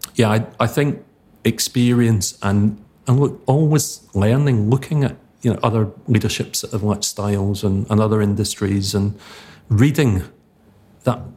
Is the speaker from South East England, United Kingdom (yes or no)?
no; Paisley, Scotland, United Kingdom; moved away; also born or lived in Harrogate; St Mirren, my hometown team